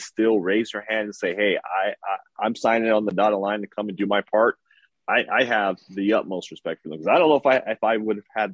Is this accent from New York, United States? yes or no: no; Los Angeles, California, United States; also born or lived in San Bernardino County; I grew up in South Central LA during the 80s and 90s